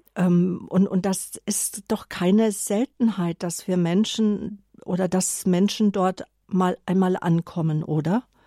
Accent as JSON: {"language": "German", "country": "Germany", "said": "bei uns in Deutschland"}